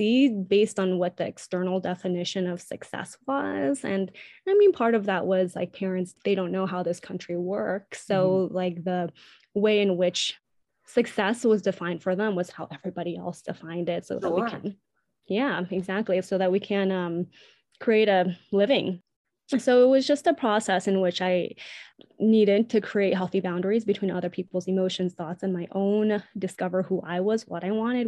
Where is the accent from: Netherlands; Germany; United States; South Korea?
United States; I'm Asian American, Chinese American specifically